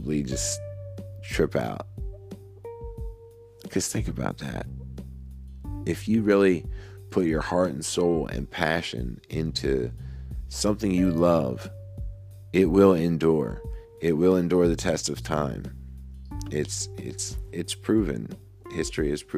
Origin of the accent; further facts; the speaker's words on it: Woodstown, New Jersey, United States; my hometown, for my school.